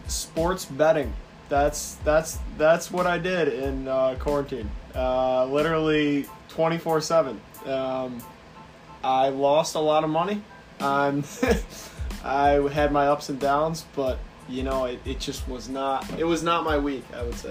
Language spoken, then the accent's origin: English; Canandaigua, New York, United States; moved away; from Canandaigua, New York